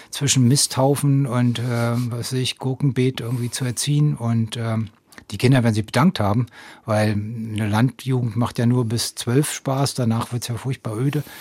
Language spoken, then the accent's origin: German; Schwerin, Mecklenburg-Vorpommern, Germany; also born or lived in Potsdam; Ich bin ja in Potsdam geboren, in Schwerin aufgewachsen, also ich habe auch eine norddeutsche Seite